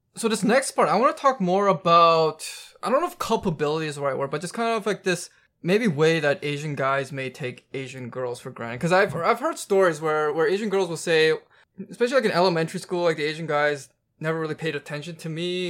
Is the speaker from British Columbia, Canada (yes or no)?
yes; Vancouver, British Columbia, Canada; I'm from Vancouver